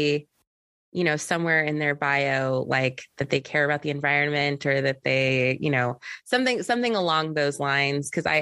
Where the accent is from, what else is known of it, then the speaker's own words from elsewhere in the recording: Southern California, United States; now in Northern California, United States; I live in Northern California now, but I'm from SoCal.